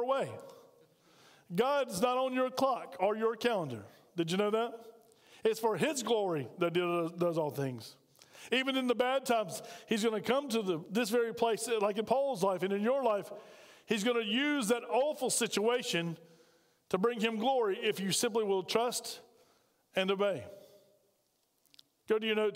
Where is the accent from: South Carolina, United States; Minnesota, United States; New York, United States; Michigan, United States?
South Carolina, United States; Spartanburg; now in Aiken, United States; I'm from Spartanburg